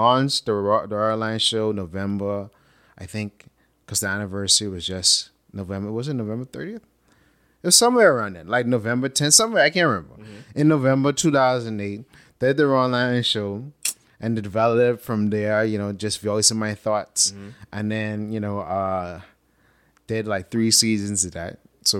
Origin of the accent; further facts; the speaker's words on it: Bahamas; also born or lived in Atlanta, United States; I started to break outside of this box that growing up in the Bahamas, that sort of place on your mind, not really physically. I mean, we live on a small island, but we think on a small island too.